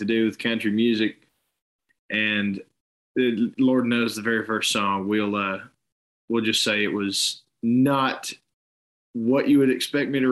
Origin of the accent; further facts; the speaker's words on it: Chattanooga, Tennessee, United States; I grew up right here in Chattanooga, Tennessee, and lived here majority of my life despite a short venture out west for a little bit.